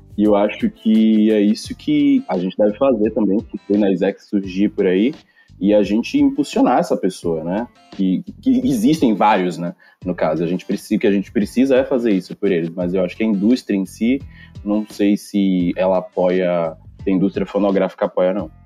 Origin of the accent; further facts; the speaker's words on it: Salvador, Bahia, Brazil; Sou daqui de Salvador.